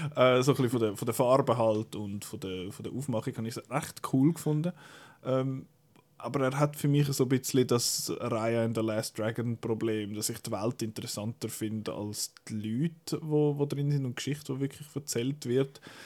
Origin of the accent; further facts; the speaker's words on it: Switzerland; bei uns in der Schweiz